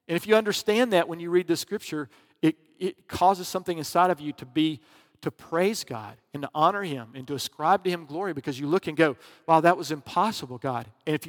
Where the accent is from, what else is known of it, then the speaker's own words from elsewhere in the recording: the South, United States; Because I grew up in the South.